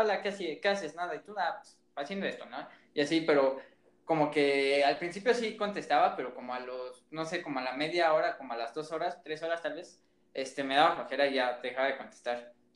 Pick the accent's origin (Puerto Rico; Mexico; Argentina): Mexico; soy un mexicano, pero quiero aprender mejor italiano